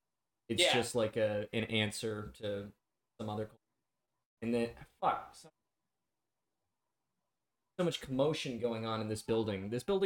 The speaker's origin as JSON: {"language": "English", "town": "Brooklyn", "region": "New York", "country": "United States", "said": "I wasn't in Brooklyn during 9/11. I was in Manhattan, but I am from Brooklyn."}